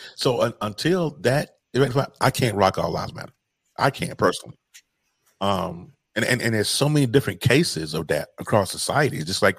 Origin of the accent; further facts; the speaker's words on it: North Carolina, United States; North Carolina, my home state